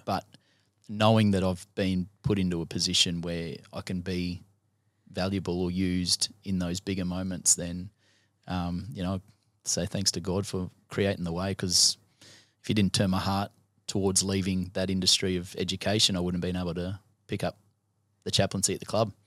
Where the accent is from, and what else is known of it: Gold Coast, Queensland, Australia; born or raised there